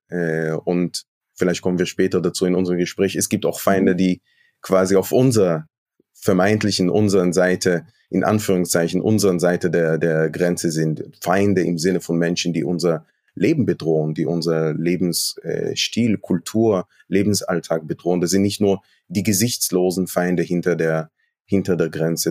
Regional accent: Jerusalem, Jerusalem District, Israel; moved away as an adult; now in Germany; Ich bin in Westjerusalem aufgewachsen.

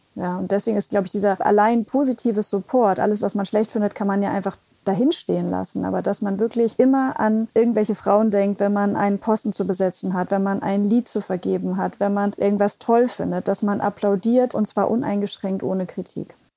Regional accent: West Germany, Germany; aufgewachsen in Westdeutschland

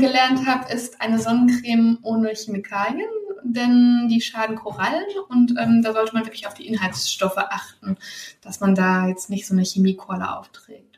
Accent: Germany

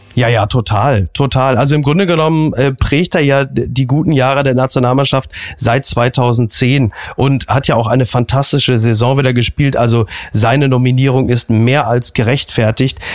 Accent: Ruhr area, North Rhine-Westphalia, Germany; ich bin ja ein Kind des Ruhrgebietes

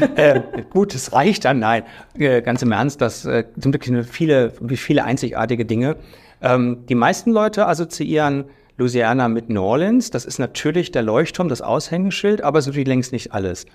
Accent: Germany; wir als Deutsche

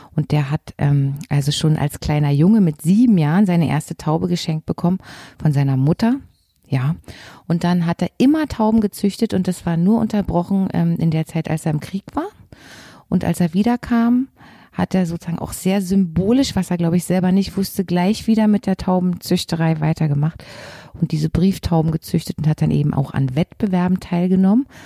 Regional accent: Berlin, Germany; also born or lived in Leipzig; Ich war ja eben ein Berliner Schulkind

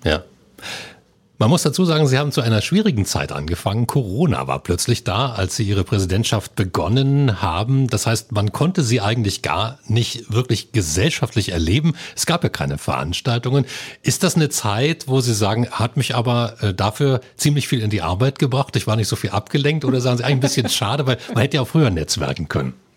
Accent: Lusatia, Germany; Als Lausitzer

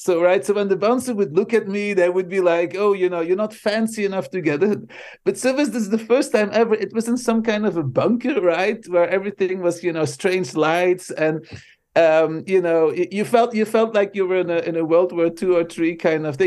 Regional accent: Belgium; first language Dutch; English is a second language; moved away as an adult; now in United States; I I immigrated from Belgium to the states

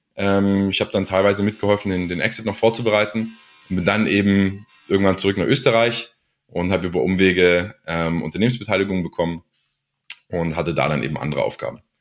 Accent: Ulm, Baden-Württemberg, Germany; also born or lived in United States; ich bin in, in Ulm geboren

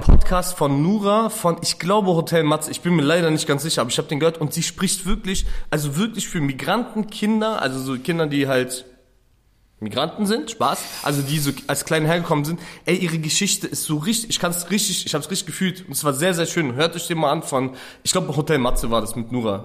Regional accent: Berlin, Germany; ich als als Berliner Ausländer

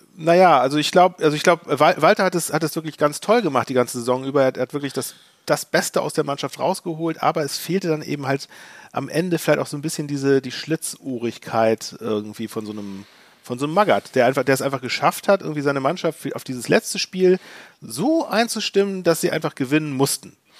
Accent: Hamburg, Germany; als Hamburger

